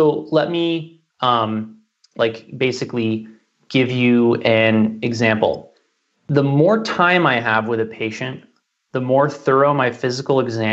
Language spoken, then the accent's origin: English; New York City, New York, United States; I was born in Manhattan, which has a pretty gnarly environment for those who don't know